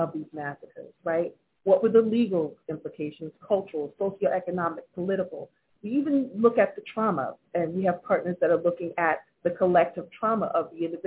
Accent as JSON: {"language": "English", "town": "Wilmington", "region": "North Carolina", "country": "United States", "tie": "born or raised there", "said": "my hometown of Wilmington, North Carolina"}